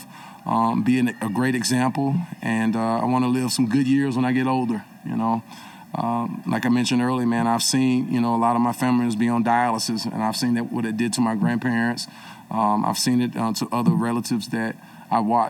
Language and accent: English; the South, United States; I grew up in the South